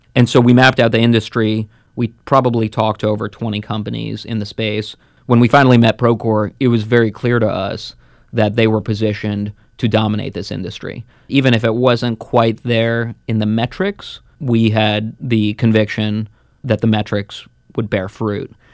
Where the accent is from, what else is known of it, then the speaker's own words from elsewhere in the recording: New Jersey, United States; also born or lived in Moscow, Russia; grew up in New Jersey, just outside of New York